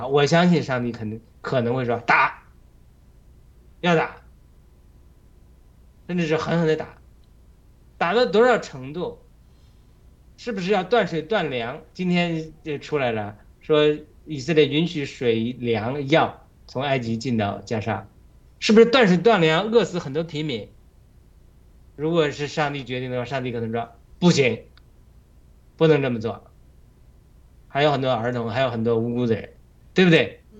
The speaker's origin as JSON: {"language": "Chinese", "country": "China", "said": "同样，无论是西方或者我们中国人民，我们对我们这个哈马斯组织啊，中共这个组织啊，就是我们养出来的。"}